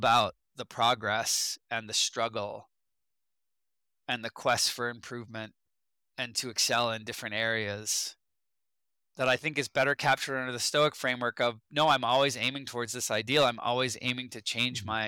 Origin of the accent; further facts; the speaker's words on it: United States; as an American